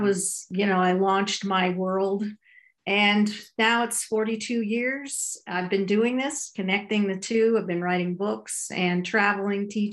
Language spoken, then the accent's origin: English; Ottawa, Ontario, Canada; I grew up in Ottawa, Canada, a conservative Jewish home.